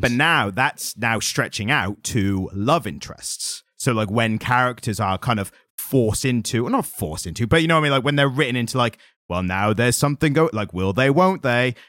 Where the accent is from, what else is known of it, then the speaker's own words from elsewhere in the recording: United Kingdom; as British people